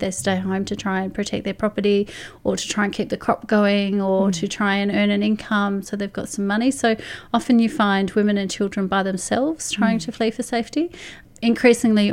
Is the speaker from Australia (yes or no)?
yes; Australia; as Australians